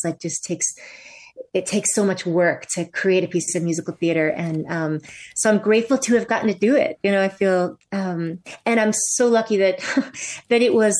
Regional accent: Vermont, United States; also born or lived in New York; I moved out of New York, back to my home state of Vermont.

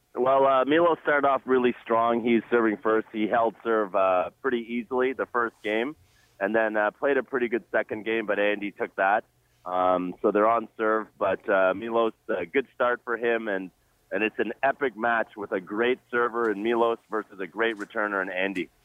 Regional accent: Jamaica; now in Toronto, Canada; I'm Jamaican born, and uh, I go back to Jamaica very often.

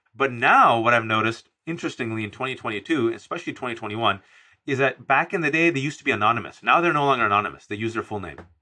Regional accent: United States; I'm an American-born citizen and my family members, my parents are immigrants from Pakistan

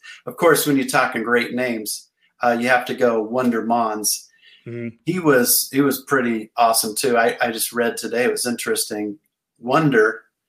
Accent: Falls City, Nebraska, United States; And I'm from Fall City.

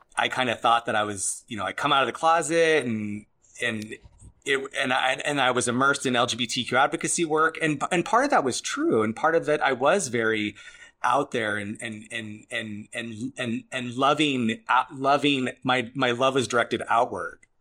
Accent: Arizona, United States; moved away; I'm from Arizona

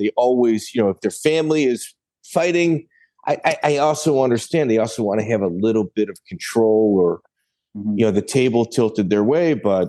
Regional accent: Chicago, Illinois, United States; now in California, United States; I'm from Chicago.

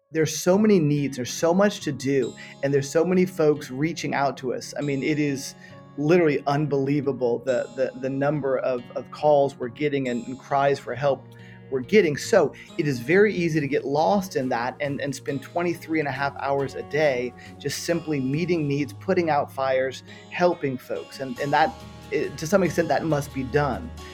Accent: Miami, Florida, United States; moved away as an adult; also born or lived in San Francisco / Western Europe; now in Florida, United States; Born and raised in Miami, Florida

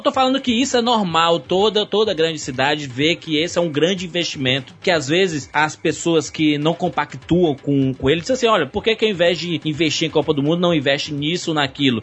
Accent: Brazil; como brasileiro

